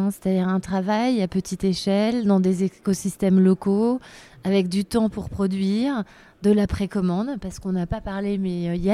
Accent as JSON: {"language": "French", "country": "France", "said": "je suis française"}